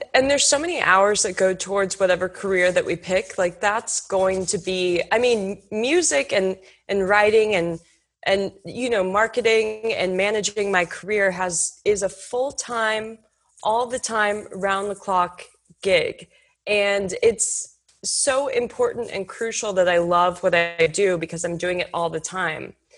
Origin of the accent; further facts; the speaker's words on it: Houston, Texas, United States; I grew up in Houston, Texas